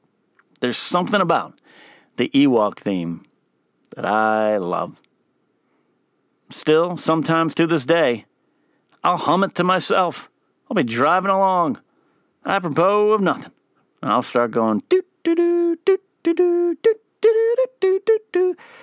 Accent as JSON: {"language": "English", "town": "Pismo Beach", "region": "California", "country": "United States", "tie": "born or raised there", "said": "I grew up in the Central Coast of California in Pismo Beach area. And we got some pine trees on our beaches there. Our beaches are cold."}